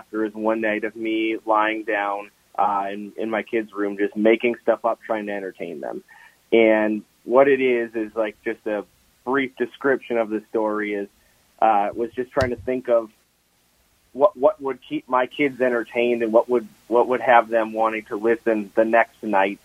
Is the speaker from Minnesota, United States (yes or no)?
yes; Lino Lakes, Minnesota, United States; I was born and raised in Minnesota. I grew up in Lino Lakes.